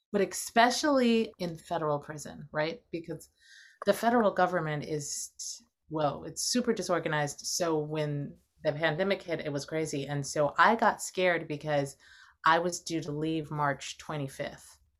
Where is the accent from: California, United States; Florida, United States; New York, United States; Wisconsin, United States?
California, United States; Los Angeles; I grew up in Los Angeles